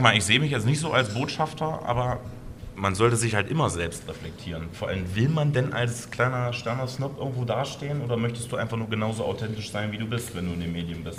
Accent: Blankenburg, Saxony-Anhalt, Germany; in meinem Heimatort Blankenburg

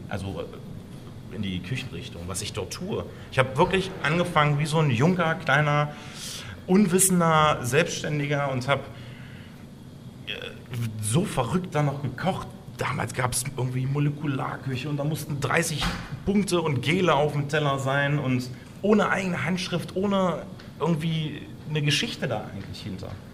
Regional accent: Blankenburg, Saxony-Anhalt, Germany; in meinem Heimatort Blankenburg

